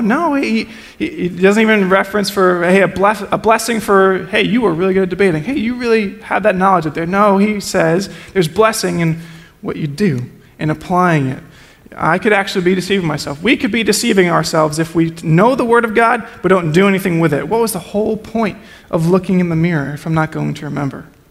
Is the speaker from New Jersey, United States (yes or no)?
yes; New Jersey, United States; I'm from Jersey. We're just judgmental people.